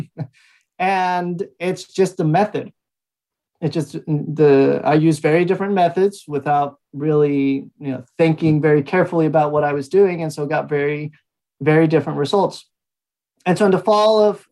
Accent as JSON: {"language": "English", "region": "Aguascalientes", "country": "Mexico", "tie": "born or raised there", "also_born_or_lived": "New York City, United States / Phoenix, United States", "moved": "yes", "said": "I am originally from Aguascalientes, Mexico. So I grew up speaking English and Spanish and Spanglish"}